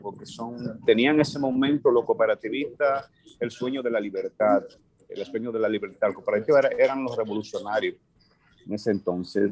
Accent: Dominican Republic; como dominicanos

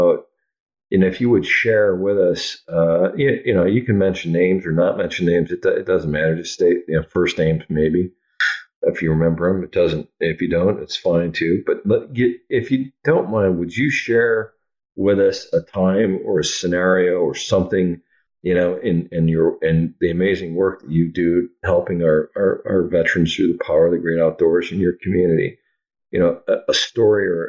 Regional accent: Oshkosh, Wisconsin, United States; I grew up in Oshkosh, Wisconsin

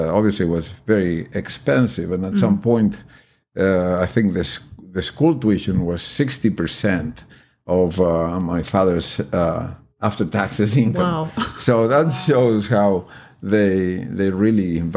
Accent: Argentina; moved away as an adult; now in United States; I'm originally from Argentina

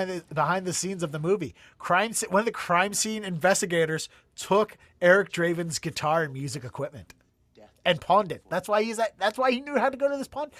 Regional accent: Baltimore, Maryland, United States; now in Boston, United States; growing up in Baltimore

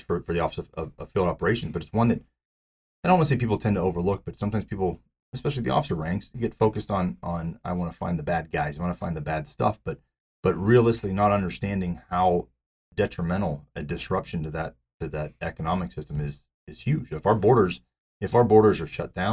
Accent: Pittsburgh, Pennsylvania, United States; I was born and raised in Pittsburgh

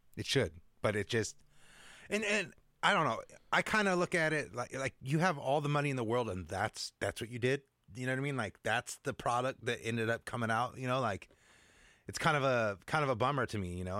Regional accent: Seattle, Washington, United States; moved away as an adult; I grew up in the Seattle area

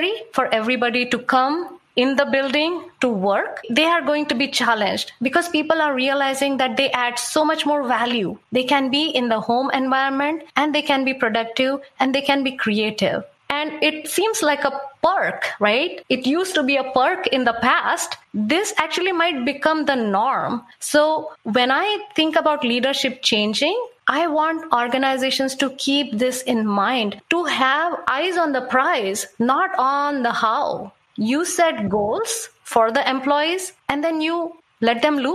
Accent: India; moved away; I come from India

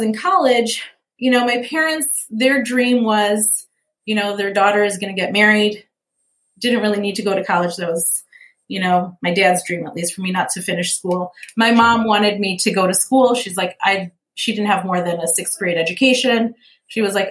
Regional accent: Lincolnwood, Illinois, United States; also born or lived in Chicago; now in Fountain Hills, United States; I grew up in Lincolnwood, which has a population of 13,000 people, right? So I knew small town, but I was so close to the city. I was a city girl.

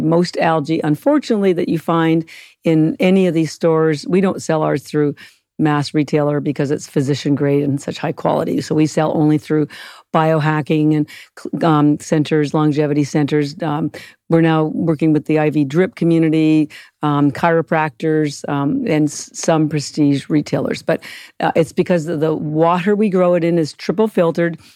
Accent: Canada; moved away; I'm Canadian

